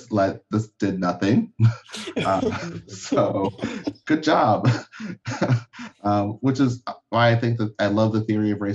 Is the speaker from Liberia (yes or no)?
yes; Liberia; Because I'm from Liberia, so I don't use the, like, I was born there, so I don't use, like, the phrase African-American, because I'm not.